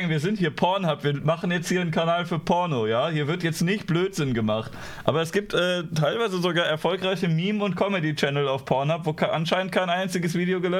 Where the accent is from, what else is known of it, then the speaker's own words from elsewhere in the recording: Düsseldorf, North Rhine-Westphalia, Germany; Ich bin Düsseldorfer.